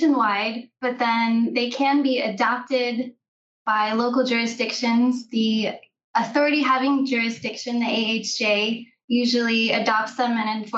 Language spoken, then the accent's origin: English; Oklahoma, United States; I grew up in Oklahoma